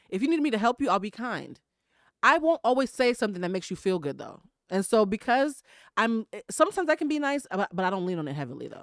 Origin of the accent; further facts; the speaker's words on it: Boston, Massachusetts, United States; I'm from Boston, Massachusetts